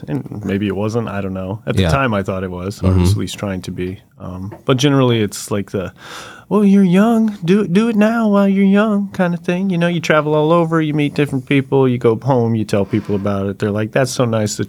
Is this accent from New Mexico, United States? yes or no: yes; Albuquerque, New Mexico, United States; Albuquerque, New Mexico.